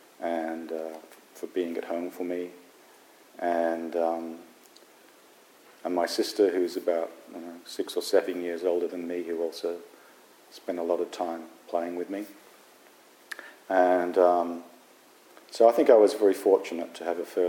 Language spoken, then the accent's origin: English; Wollongong, New South Wales, Australia; this little town where I grew up in Australia called Wollongong, which is near Sydney